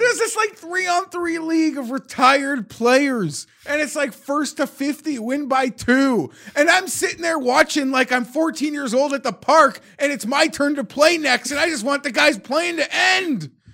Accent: Canada; as a Canadian

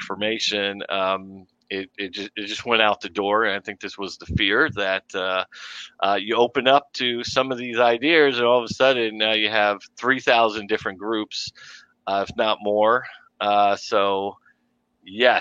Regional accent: New York City, New York, United States; accent: intrusive R; growing up in Brooklyn, New York.

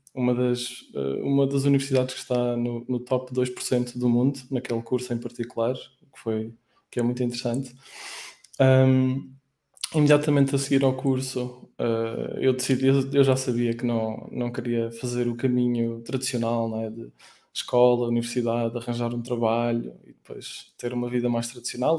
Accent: Aveiro, Aveiro District, Portugal; moved away as an adult; now in Lisbon, Portugal; Nos, nos primeiros 10 anos eu estive em Aveiro, que é a minha cidade natal

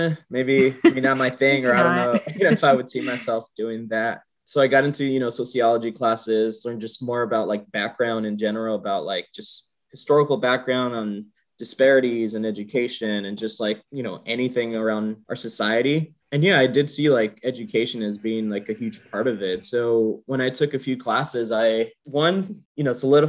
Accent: San Jose, California, United States; I'm originally from San Jose, California.

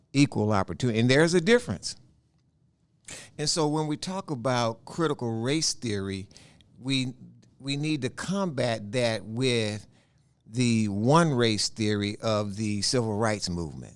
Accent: Houston, Texas, United States; I was born in Fifth Ward, you know, which is all black community, and I was born in a all black hospital

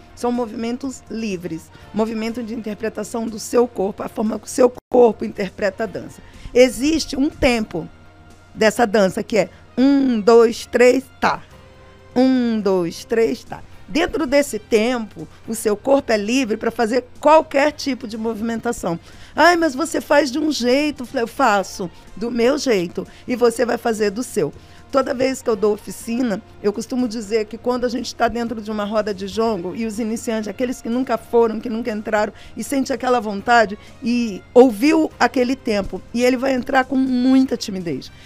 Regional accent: Barra do Piraí, Rio de Janeiro, Brazil; moved away; also born or lived in São Paulo; Eu venho do estado do Rio de Janeiro, uma cidade chamada Barra do Piraí, que é o meu lugar

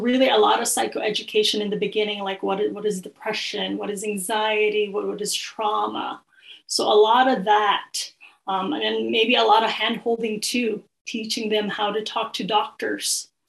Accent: Philippines; I usually start with, oh, I'm Filipino.

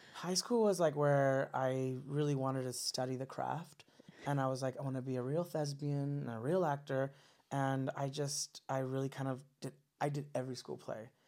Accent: Los Angeles, California, United States; also born or lived in Orange County, California; I grew up uh, in SGV, San Gabriel Valley

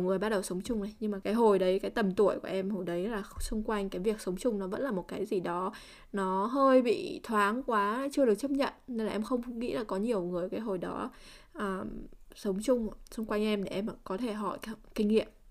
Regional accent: Vietnam; mình là người Việt Nam

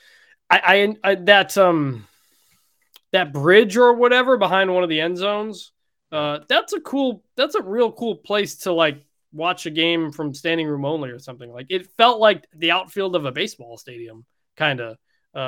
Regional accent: Detroit, Michigan, United States; So I'm from Detroit, which is known for its Coney dogs.

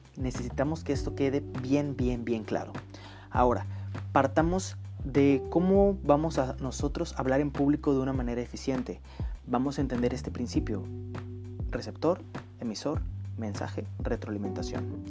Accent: northern Mexico, Mexico; accent: northern Mexican; yo soy del norte de, norte de México. Todas las personas del norte de México tenemos nuestro propio acento

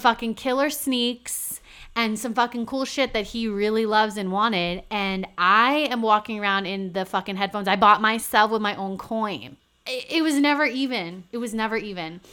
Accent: New Hampshire, United States; now in New York, United States; I'm from New Hampshire

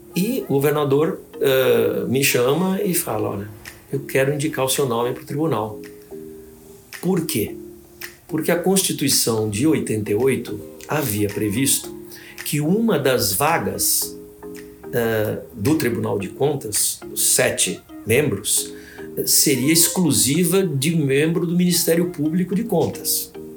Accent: Santos, São Paulo, Brazil; moved away as an adult; now in São Paulo, Brazil; Eu fui ser promotor primeiro como substituto em Santos, que é a minha cidade natal

